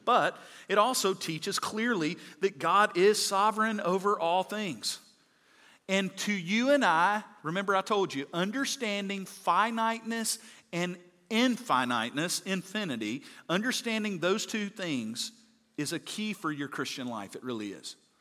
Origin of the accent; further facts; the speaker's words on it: Mississippi, United States; I'm from Mississippi